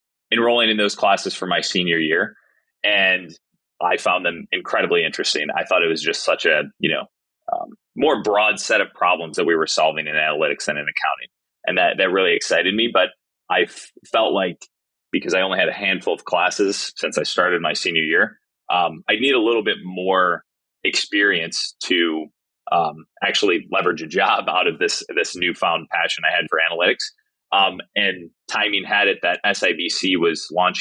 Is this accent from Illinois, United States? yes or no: yes; Illinois, United States; moved away as an adult; also born or lived in San Diego; I grew up actually in Illinois